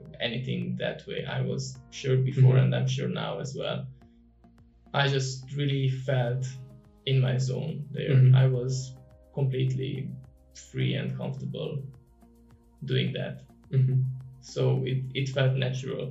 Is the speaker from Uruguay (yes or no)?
no; Romania; moved away as an adult; also born or lived in Netherlands; I moved out from Romania and I went to the Netherlands.